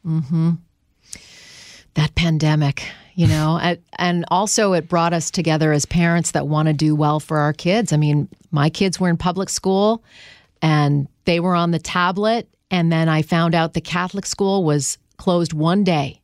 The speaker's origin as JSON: {"language": "English", "country": "Canada", "moved": "as an adult", "lives_now": "United States", "said": "I'm from Canada."}